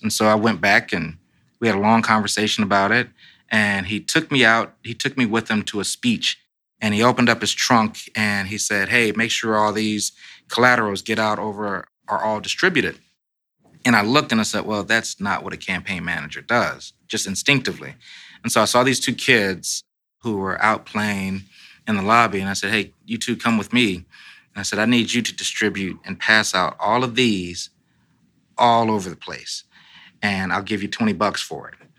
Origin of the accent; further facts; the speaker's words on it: Los Angeles, California, United States; now in Washington, United States; I'm a Democrat from Los Angeles